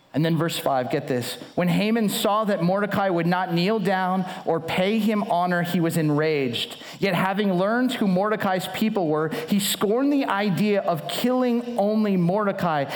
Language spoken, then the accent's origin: English; Southern California, United States; now in Chicago, United States; I live in Chicago. I grew up in Southern California